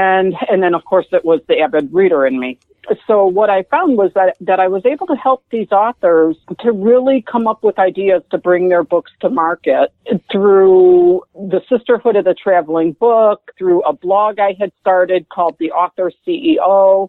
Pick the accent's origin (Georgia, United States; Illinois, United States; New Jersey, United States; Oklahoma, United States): Illinois, United States; Chicago; moved away as an adult; also born or lived in Burlington, Illinois; now in Texas, United States; Born and bred in Chicago. Born and bred. Cool. South side. Then pretty much lived in the Chicago area for the first 47 years of my life.